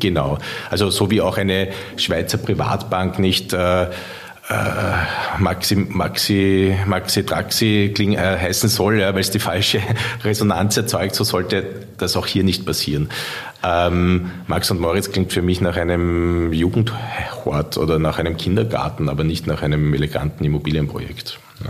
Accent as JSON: {"language": "German", "region": "Vienna", "country": "Austria", "tie": "born or raised there", "said": "von der Stadt Wien, meiner Heimatstadt"}